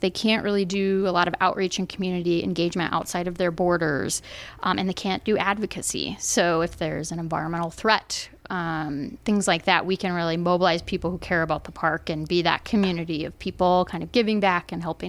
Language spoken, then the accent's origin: English; Allentown, Pennsylvania, United States; I'm originally from Pennsylvania.